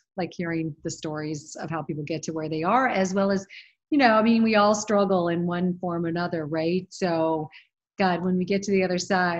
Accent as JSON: {"language": "English", "town": "Phoenix", "region": "Arizona", "country": "United States", "tie": "born or raised there", "moved": "as an adult", "lives_now": "New York, United States", "said": "Phoenix, Arizona. And then went to college at University of Arizona in Tucson, and then graduated and moved to New York."}